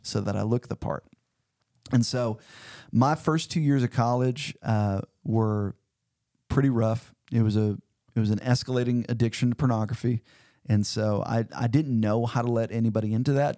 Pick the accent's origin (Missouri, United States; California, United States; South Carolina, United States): Missouri, United States; Cedar Hill; now in Fayetteville, United States; I grew up about four forty-five miles south of Saint Louis in a little town called Cedar Hill, Missouri